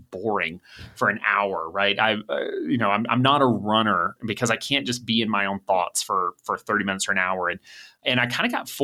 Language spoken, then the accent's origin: English; Atlanta, Georgia, United States; I grew up in Atlanta